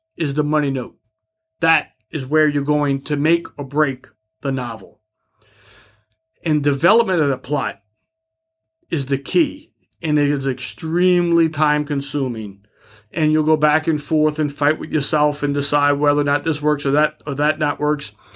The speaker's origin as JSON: {"language": "English", "town": "New Orleans", "region": "Louisiana", "country": "United States", "said": "I'm from New Orleans"}